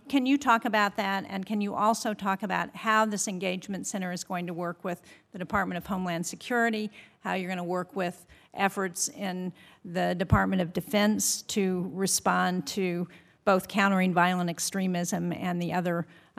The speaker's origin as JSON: {"language": "English", "region": "New Hampshire", "country": "United States", "said": "In my home state of New Hampshire, we are experiencing one of the warmest winters with the least snow we've ever seen."}